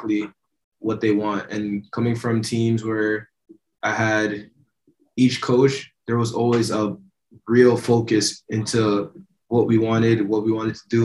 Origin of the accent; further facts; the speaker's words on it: Toronto, Ontario, Canada; moved away as an adult; now in Vancouver, Canada; I'm from Toronto, so this is a smaller city than